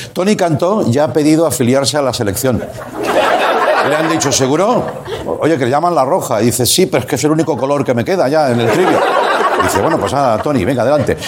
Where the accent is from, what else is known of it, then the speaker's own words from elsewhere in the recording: Reus, Catalonia, Spain; Reus, por cierto, mi, ciudad